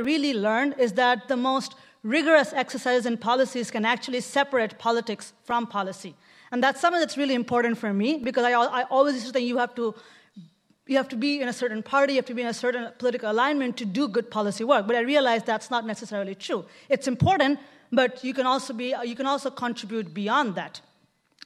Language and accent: English; Bangladesh; moved away as an adult; now in Oakland, United States; I come from Bangladesh